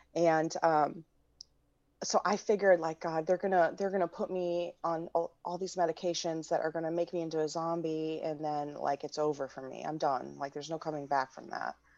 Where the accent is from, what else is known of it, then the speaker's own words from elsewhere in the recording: Midwest, United States; moved away as an adult; now in Washington, D.C., United States; I grew up in the Midwest and I returned to D C s, in two thousand four